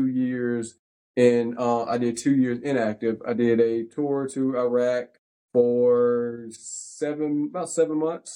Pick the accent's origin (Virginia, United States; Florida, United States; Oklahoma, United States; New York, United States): Virginia, United States; Danville; moved away as an adult; now in Charlotte, United States; So we're both from Danville, Virginia. Both went to George Washington High School